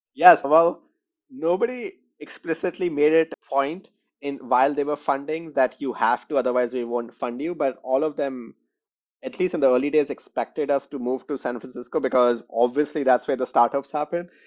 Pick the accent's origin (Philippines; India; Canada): India; New Delhi, Delhi; moved away as an adult; also born or lived in West Lafayette, Indiana; now in Chicago, United States; I grew up in New Delhi, India